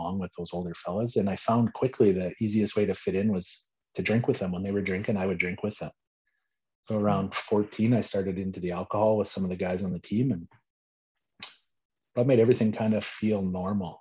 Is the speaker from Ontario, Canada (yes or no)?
no; Swift Current, Saskatchewan, Canada; moved away as an adult; now in Medicine Hat, Canada; I grew up in Swift Current